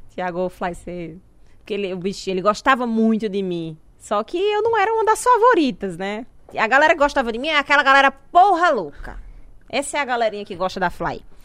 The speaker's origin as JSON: {"language": "Portuguese", "region": "interior of Paraíba", "country": "Brazil", "also_born_or_lived": "Natal", "moved": "as an adult", "said": "eu sou do interior da Paraíba"}